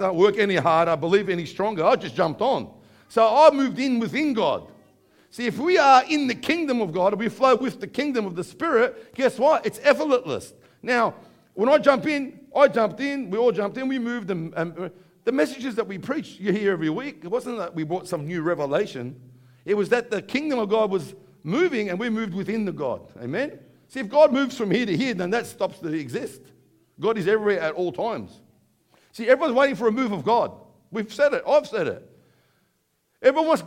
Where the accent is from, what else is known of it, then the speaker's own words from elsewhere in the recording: Bankstown, New South Wales, Australia; accent: Aussie; we come along from Bankstown.